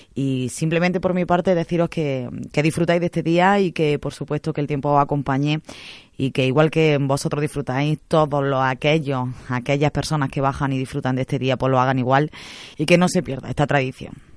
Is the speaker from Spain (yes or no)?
yes; Torreperogil, Andalusia, Spain; aquí en nuestro pueblo